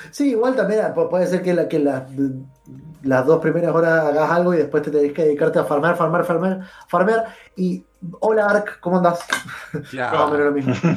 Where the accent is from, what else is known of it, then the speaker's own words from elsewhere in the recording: Argentina; nosotros como argentinos